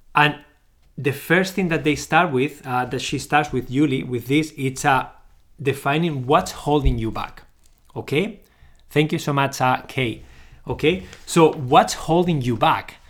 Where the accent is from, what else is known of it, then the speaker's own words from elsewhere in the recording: Barcelona, Catalonia, Spain; moved away as an adult; now in Canada; I'm originally from Barcelona, Spain. but I live in Canada. I lived here since two thousand and twelve